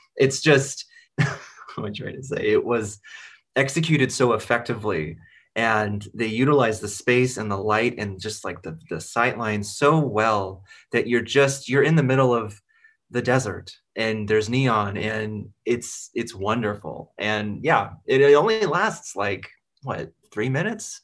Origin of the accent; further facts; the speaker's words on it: Seattle, Washington, United States; I'm from Seattle